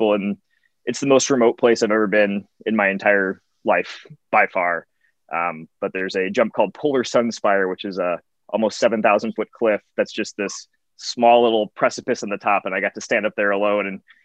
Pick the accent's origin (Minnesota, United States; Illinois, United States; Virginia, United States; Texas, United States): Illinois, United States; Rockton; born or raised there; moved away as an adult; now in Sacramento, United States